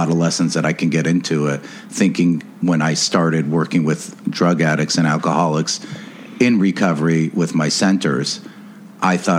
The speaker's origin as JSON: {"language": "English", "town": "Beverly Hills", "region": "California", "country": "United States", "tie": "born or raised there", "said": "I grew up in Beverly Hills"}